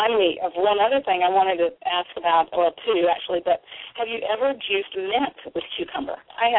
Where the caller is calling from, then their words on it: South Carolina, United States; I'm calling from South Carolina.